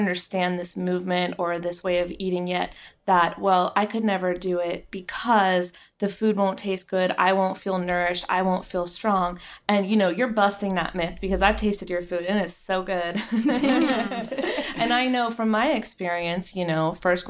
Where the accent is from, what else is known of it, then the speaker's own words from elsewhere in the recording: the South, United States; now in Los Angeles, United States; I'm from the South